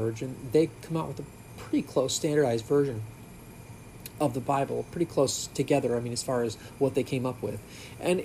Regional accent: England, United Kingdom; I'm English

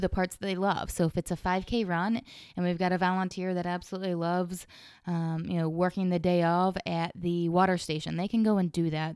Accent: Somerville, United States; I am from Somerville originally. My family's been here my whole life

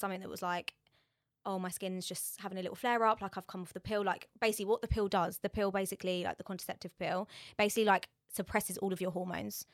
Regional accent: Borehamwood, East of England, United Kingdom; I'm from Borehamwood

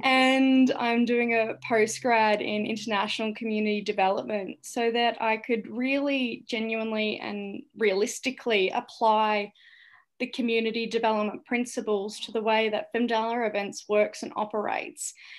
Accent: St Albans, Victoria, Australia; also born or lived in Cambodia; my hometown of Saint Albans

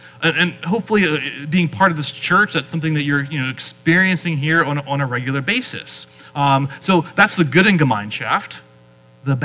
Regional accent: Pennsylvania, United States; moved away; where I grew up in Pennsylvania

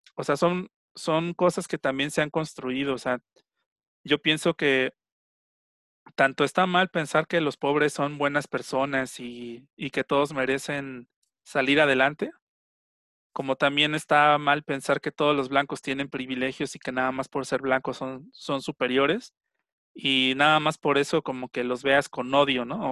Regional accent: Mexico; yo al final soy mexicano

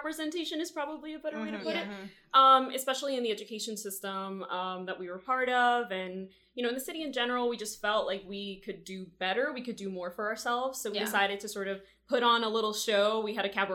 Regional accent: Miami, Florida, United States; I was born in Miami, Florida, and I am Mexican and Peruvian

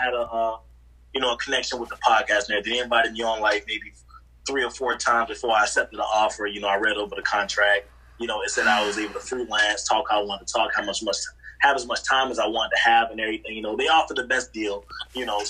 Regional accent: Jacksonville, Florida, United States; I'm from Jacksonville

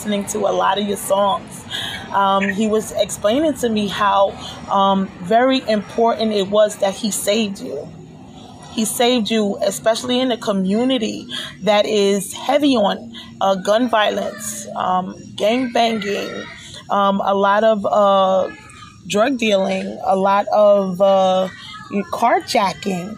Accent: New York City, New York, United States; now in Long Island, United States; I'm from New York, right? And so the part of town that I came from is East New York, where a lot of the people that I grew up

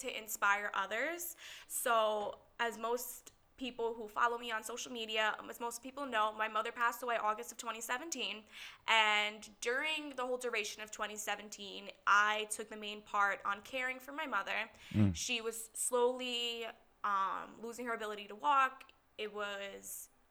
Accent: Middlesex, New Jersey, United States; I'm from Middlesex, New Jersey. Born and raised in New Jersey

